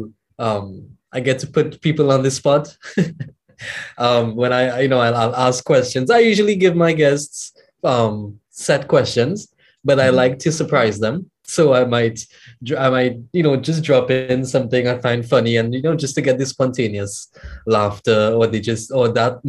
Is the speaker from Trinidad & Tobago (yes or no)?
yes; Trinidad & Tobago; I'm from the Caribbean, I'm from Trinidad and Tobago.